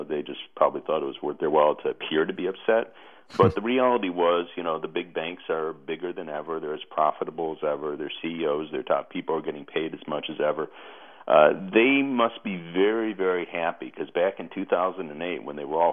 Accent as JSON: {"language": "English", "town": "Chicago", "region": "Illinois", "country": "United States", "tie": "born or raised there", "said": "I grew up in Chicago with, as we say, the real Mayor Daley"}